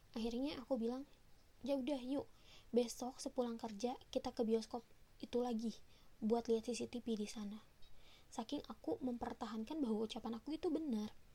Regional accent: West Java, Indonesia; also born or lived in Bekasi; aku memang asli Sunda

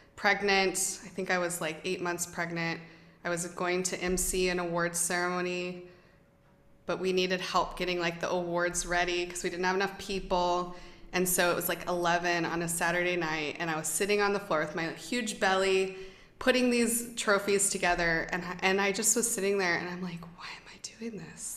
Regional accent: United States; I'm American

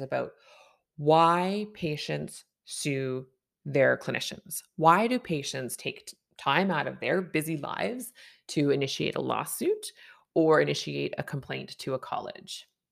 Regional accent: Canada; I'm a Canadian family physician

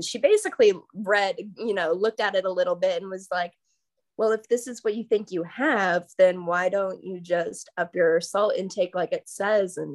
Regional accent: Tampa, Florida, United States; now in Savannah, United States; I'm from Florida, Tampa, Florida, originally.

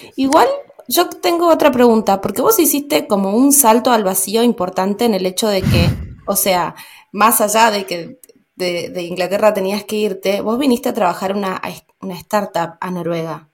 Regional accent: Argentina; moved away; also born or lived in Germany

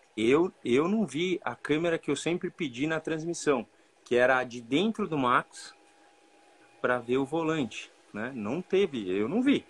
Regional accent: Brazil; nós somos brasileiros

